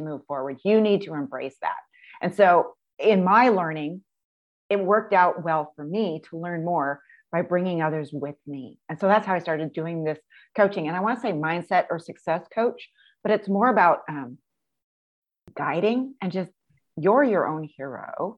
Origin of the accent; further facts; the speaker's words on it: Pacific Northwest, United States; born and raised in the Pacific Northwest